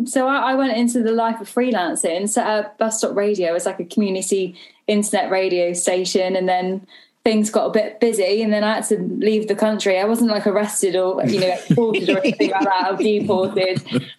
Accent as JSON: {"language": "English", "town": "Gloucester", "region": "South West England", "country": "United Kingdom", "tie": "born or raised there", "said": "growing up in Gloucester with friends and family"}